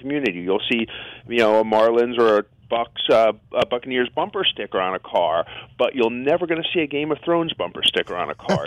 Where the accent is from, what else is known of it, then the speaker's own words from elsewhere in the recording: New York City, New York, United States; I grew up in Queens in New York